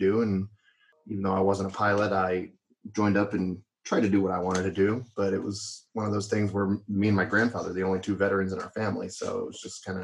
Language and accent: English; Orange County, California, United States; I'm actually from Orange County, right up the road